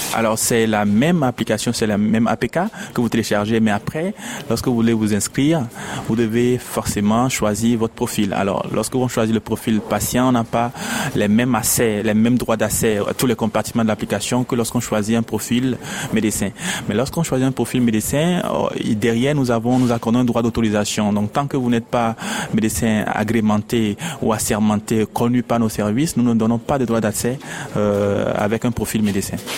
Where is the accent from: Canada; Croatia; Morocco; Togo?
Togo; also born or lived in Lomé; je suis togolais, je suis à Lomé